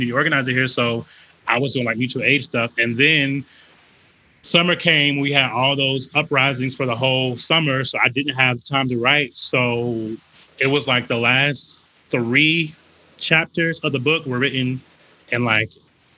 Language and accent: English; Wilmington, North Carolina, United States; moved away as an adult; now in Atlanta, United States; Not originally, no. I moved here in 2014 to go to Morehouse, but I'm originally from North Carolina.